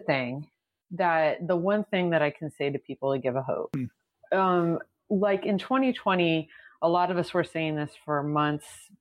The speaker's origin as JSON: {"language": "English", "region": "Texas", "country": "United States", "moved": "yes", "lives_now": "Philadelphia, United States", "said": "I am from Texas. I live in Pennsylvania right now."}